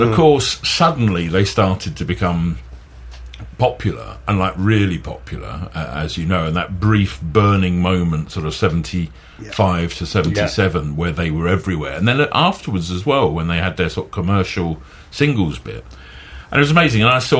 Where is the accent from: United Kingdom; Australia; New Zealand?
United Kingdom; Southend-on-Sea, East of England; growing up in Southend, which is the main town down there, now a city